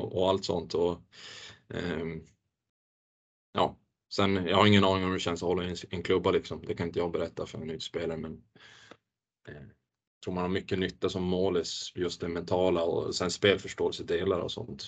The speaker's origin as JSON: {"language": "Swedish", "town": "Luleå", "region": "Norrbotten County", "country": "Sweden", "tie": "born or raised there"}